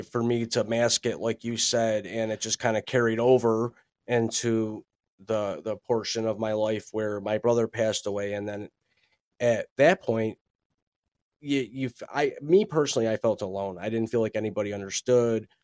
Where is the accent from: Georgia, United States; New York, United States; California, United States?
New York, United States; Buffalo; born and raised in Buffalo, New York